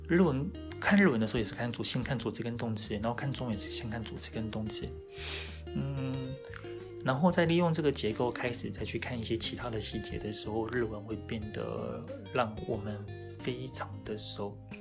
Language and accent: Chinese; Taiwan; also born or lived in Japan; 我们台湾